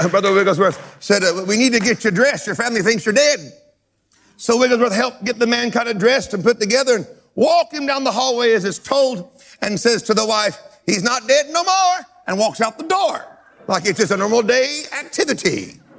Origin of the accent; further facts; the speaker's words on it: United States; I love being an American, but I love being a world citizen more.